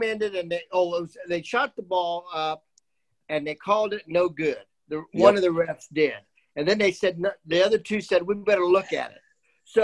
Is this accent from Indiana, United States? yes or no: yes; Muncie, Indiana, United States; moved away; also born or lived in Dayton, Ohio; I'm from Muncie